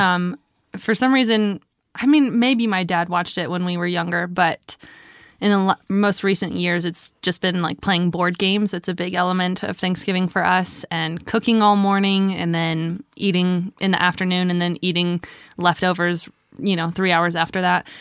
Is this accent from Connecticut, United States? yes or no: no; Louisiana, United States; my family's also from the South. We're from Louisiana